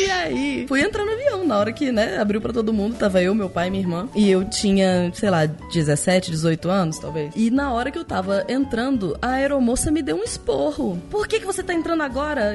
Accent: Brazil; Como é que você identificou que eu era brasileira

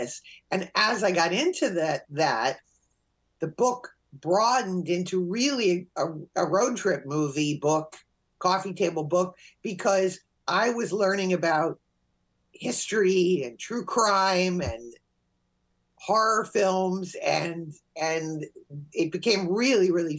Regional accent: Connecticut, United States; being from Connecticut

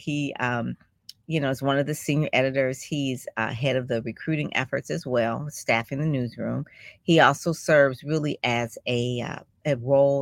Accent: Detroit, Michigan, United States; I'm from Detroit

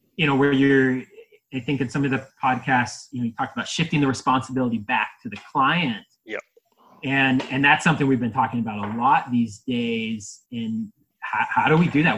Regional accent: Ohio, United States; moved away; I'm from Ohio, and that's that's what we find in our soils when we start digging

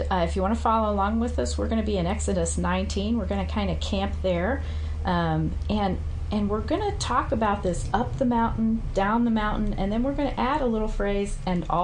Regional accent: Indiana, United States; also born or lived in Pacific Northwest; Well, I love the mountains. I came from Indiana, then moved to the Pacific Northwest, and so I just fell

